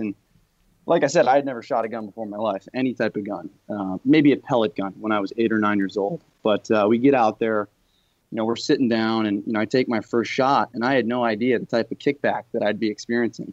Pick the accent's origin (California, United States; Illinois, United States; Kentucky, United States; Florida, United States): Illinois, United States; Chicago; also born or lived in New York; now in Los Angeles, United States; I grew up in Chicago in, in an urban setting. I've lived in New York for a few years, and now I'm living out in Los Angeles.